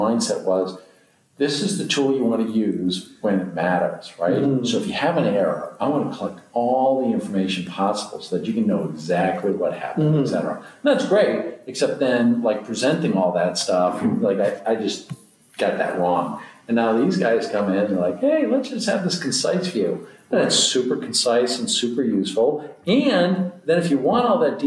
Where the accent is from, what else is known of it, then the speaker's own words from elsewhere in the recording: United States; also born or lived in New Hampshire; Massachusetts, New Hampshire